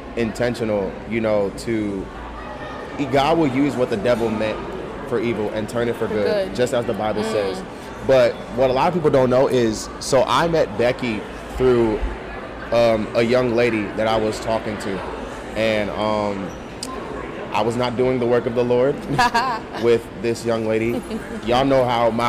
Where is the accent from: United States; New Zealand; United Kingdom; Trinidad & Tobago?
United States; Rockland County, New York; also born or lived in North Carolina; we grew up in Rockland County, which is in upstate New York.